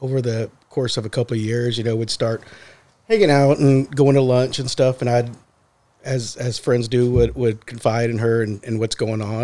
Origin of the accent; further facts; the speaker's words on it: Brookside Village, Texas, United States; I grew up actually in Brookside